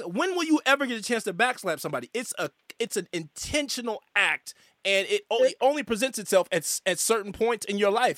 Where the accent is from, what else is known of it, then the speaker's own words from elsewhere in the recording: Northern California, United States; I'm from California, right, Northern California